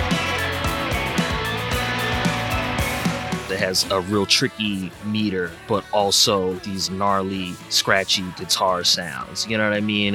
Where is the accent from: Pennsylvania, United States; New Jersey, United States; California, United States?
Pennsylvania, United States; Philadelphia; my hometown, Philadelphia